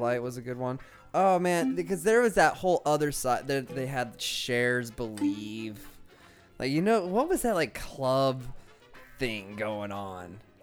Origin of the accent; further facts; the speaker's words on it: Cheyenne, Wyoming, United States; Frontier Days was like the only time you got concerts in my hometown